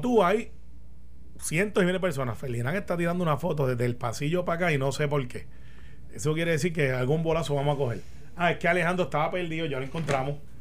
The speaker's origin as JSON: {"language": "Spanish", "country": "Puerto Rico", "said": "somos los puertorriqueños"}